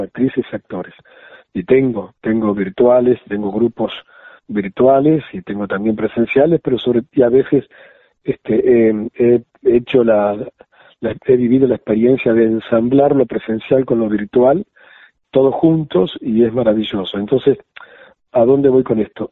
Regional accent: Juan Lacaze, Colonia, Uruguay; born or raised there; moved away; also born or lived in Argentina

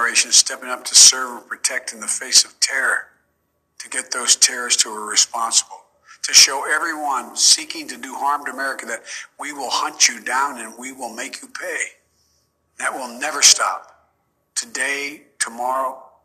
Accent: Delaware, United States; my friend Davis, who I grew up with in Delaware.

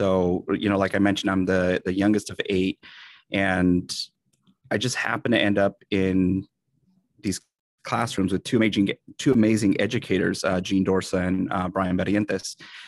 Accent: San Jose, California, United States; I am a Latino educator here in the Bay Area, San Jose specifically. Actually, I'm a Bay Area native, born and raised, youngest of 8 kids.

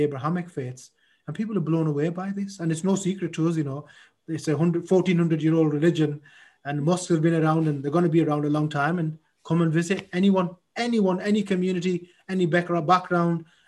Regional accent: Middlesbrough, North East England, United Kingdom; I was born here. I see myself as a Middlesbrough lad.

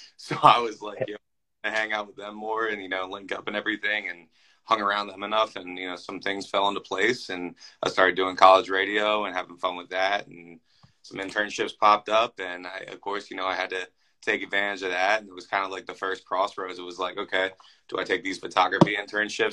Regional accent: Philadelphia, Pennsylvania, United States; moved away as an adult; also born or lived in Des Moines, Iowa; now in Minneapolis, United States; I'm from Philadelphia originally. I moved to Des Moines, Iowa for my first radio job.

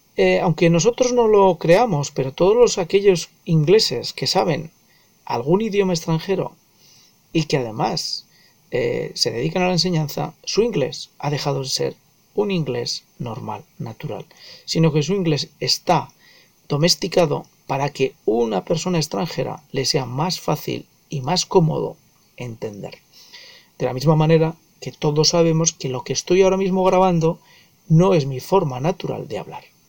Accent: Spain; yo soy eh, nativo español y hablo en inglés como extranjero

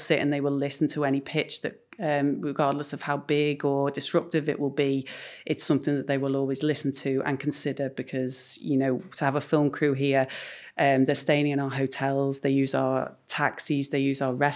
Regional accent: Liverpool, North West England, United Kingdom; We were born and bred in Liverpool and started our careers here

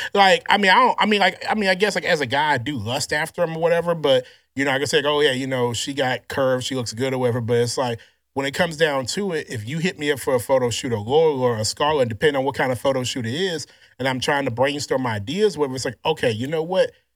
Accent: Louisiana, United States; I grew up in Louisiana just kinda like an awkward, kinda, you know, chubby kid, nerd kid

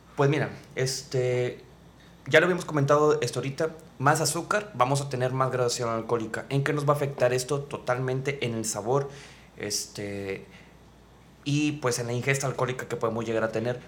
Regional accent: Monterrey, Nuevo León, Mexico; also born or lived in Mexico City; como la mayoría de los regios

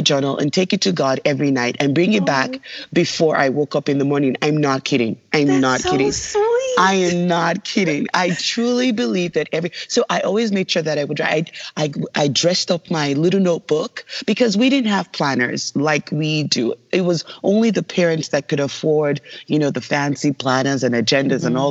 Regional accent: Lagos, Nigeria; moved away; I was born in Lagos, Nigeria

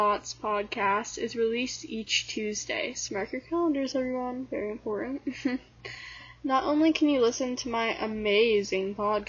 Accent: United States; I'm …, your host, and I'm an American teenage girl with, you guessed it, thoughts.

